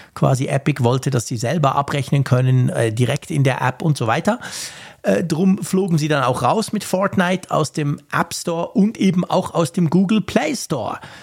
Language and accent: German; Switzerland; bei uns in der Schweiz